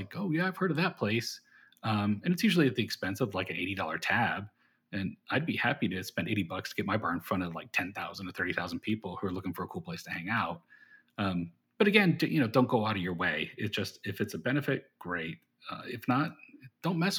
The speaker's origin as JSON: {"language": "English", "town": "Austin", "region": "Texas", "country": "United States", "said": "Austin, Texas"}